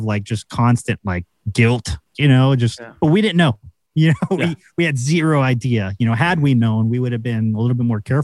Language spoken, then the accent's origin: English; United States; we're the Americans.